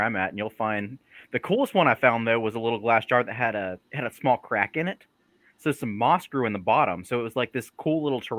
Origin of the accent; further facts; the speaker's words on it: Cumming, Georgia, United States; now in Cleveland, Georgia, United States; I grew up in Forsyth County, Georgia, which has a questionable history at best.